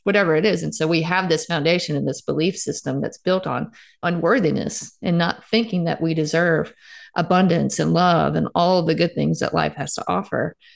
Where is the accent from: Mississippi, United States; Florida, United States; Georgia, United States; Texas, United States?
Mississippi, United States; Starkville; Starkville is actually my hometown. So I played athletics growing up here